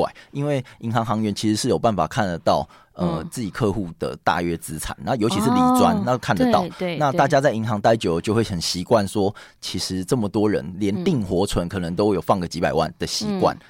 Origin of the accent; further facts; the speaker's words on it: Taiwan; now in Taipei, Taiwan; 因为我们台湾人天性很爱赚钱啊